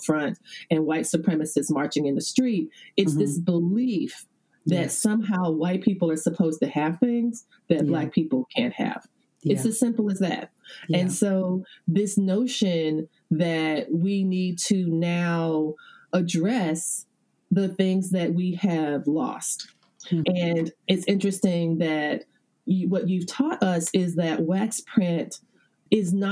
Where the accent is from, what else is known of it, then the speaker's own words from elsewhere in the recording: the American South, United States; I live in the South, I'm a Southerner